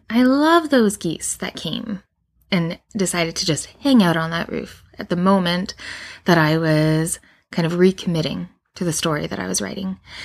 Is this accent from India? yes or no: no; Canada; I live in Canada, and I do, and I am Canadian